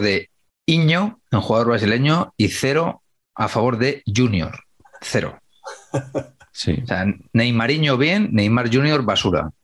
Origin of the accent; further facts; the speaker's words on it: Humanes de Madrid, Community of Madrid, Spain; mi pueblo